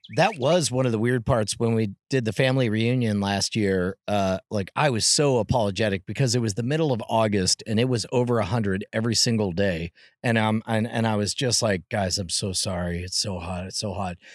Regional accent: California, United States; I was born in California

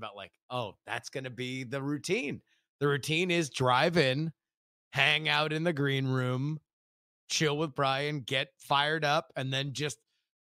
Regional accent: Florida, United States; also born or lived in Texas; now in California, United States; I was born in Texas and I'm from Florida

